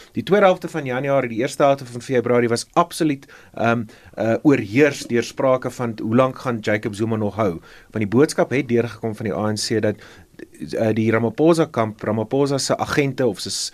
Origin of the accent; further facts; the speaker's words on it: South Africa; as Suid-Afrikaners